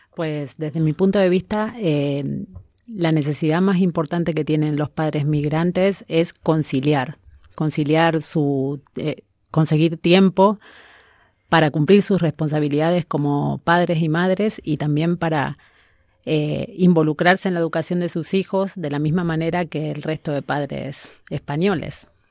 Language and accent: Spanish; Argentina; now in Spain; soy argentina, una madre migrante